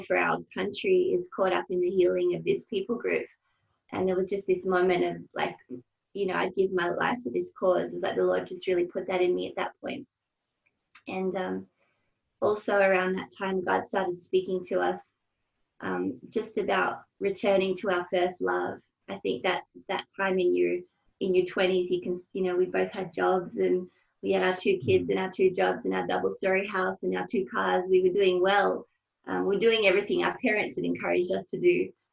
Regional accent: Hobart, Tasmania, Australia; I grew up in Hobart um, in a in an all girls Catholic school

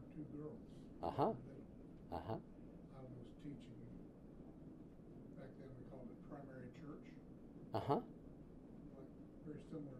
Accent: Haiti; I was born and raised in Haiti.

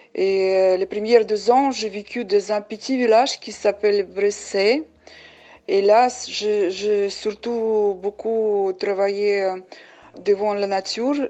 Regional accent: Samarkand, Samarqand Region, Uzbekistan; French is a second language; moved away as an adult; also born or lived in Normandy, France; now in Villedieu-les-Poêles, France; je suis née à Ouzbékistan, à Samarkand, la ville ancienne de Samarkand

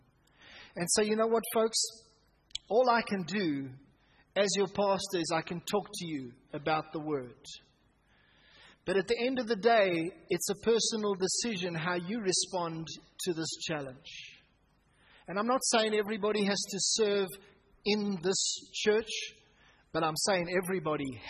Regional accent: Pretoria, Gauteng, South Africa; Growing up in Hatfield Baptist Church, as it was then known, myself and Andrew and Peter, us as brothers

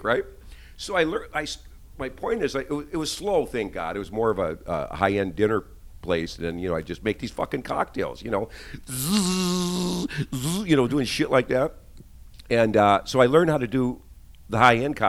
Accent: Rochester, Minnesota, United States; moved away as an adult; also born or lived in Mankato, Minnesota; now in Long Beach, United States; my hometown of Rochester, Minnesota

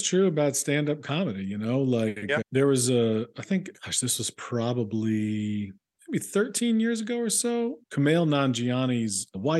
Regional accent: Chapel Hill, North Carolina, United States; moved away as an adult; also born or lived in Athens, Georgia / Chicago / New York; now in Los Angeles, United States; I'm from Chapel Hill, North Carolina. So mm-hmm. that's, you know, that's where UNC is, and mm-hmm. basketball is kind of a king there.

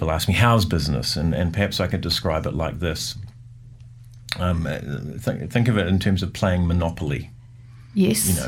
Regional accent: Lower Hutt, Wellington, New Zealand; In fact, I, I think growing up in the Hutt somewhat inspired me that I saw Wellington as something that was a little more kind of um, happening.

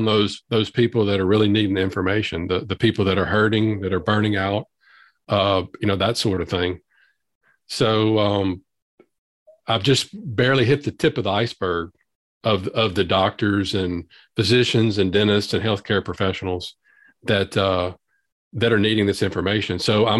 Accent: Louisiana, United States; accent: Southern drawl; I'm from Louisiana

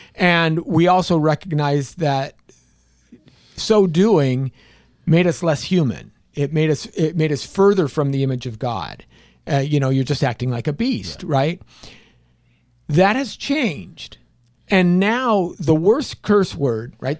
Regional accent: California, United States; I'm from California

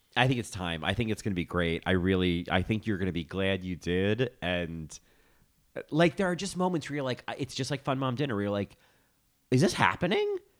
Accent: New Jersey, United States; now in New York, United States; as a Jersey native and now a New York resident

